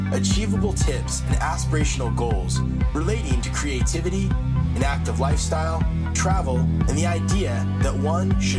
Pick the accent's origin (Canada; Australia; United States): United States; thank you. I'm American.